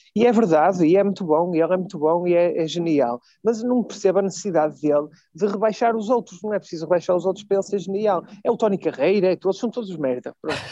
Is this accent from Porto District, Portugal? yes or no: yes; Vila Nova de Gaia, Porto District, Portugal; simplesmente sou de Gaia